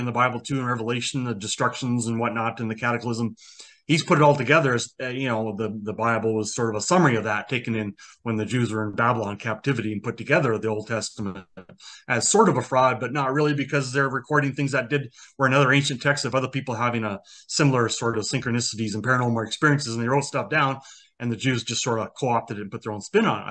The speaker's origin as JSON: {"language": "English", "country": "Canada", "tie": "born or raised there", "said": "I was born in Canada"}